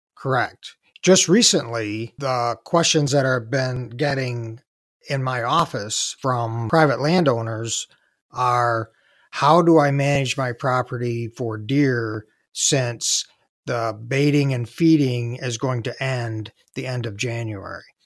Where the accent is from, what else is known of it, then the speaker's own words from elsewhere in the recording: Southeast Michigan, United States; I grew up in Southeast Michigan